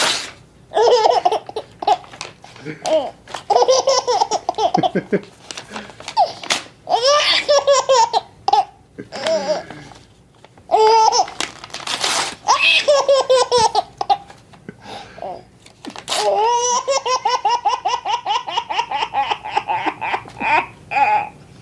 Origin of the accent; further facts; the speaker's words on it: United States; I'm an American. I speak one language